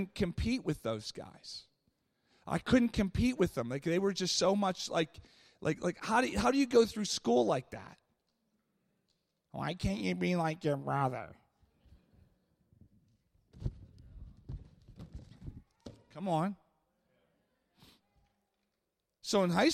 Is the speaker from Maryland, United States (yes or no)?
no; Pittsburgh, Pennsylvania, United States; I grew up in Pittsburgh